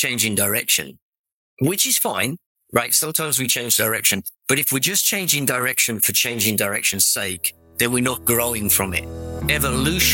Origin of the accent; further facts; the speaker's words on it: England, United Kingdom; accent: English; moved away as an adult; now in Orange County, United States; I'm English accent.